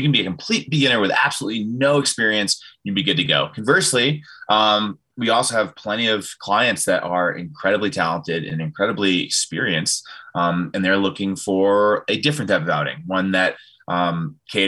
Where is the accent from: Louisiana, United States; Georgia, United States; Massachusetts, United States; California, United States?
Massachusetts, United States; moved away; also born or lived in Canton, New York; So I grew up in New England, grew up in Massachusetts.